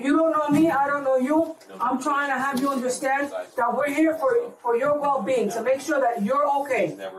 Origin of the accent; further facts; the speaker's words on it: Paterson, New Jersey, United States; I've been doing this for 20 years. Born and raised in Patterson. I still live here.